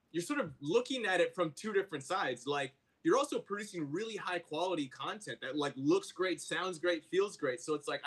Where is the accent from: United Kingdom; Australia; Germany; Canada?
Canada; Vancouver, British Columbia; now in United States; So I'm from Vancouver, Canada, originally.